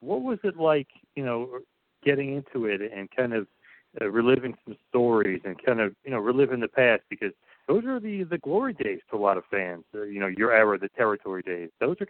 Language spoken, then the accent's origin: English; New Jersey, United States; You know, I'm from the New Jersey area, obviously very close to New York.